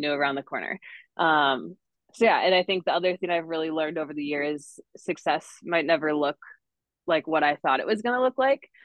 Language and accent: English; northern Wisconsin, United States; moved away as an adult; now in Denver, United States; I'm originally from Wisconsin, way up in the northern part. Grew up on the lake, love the lake life.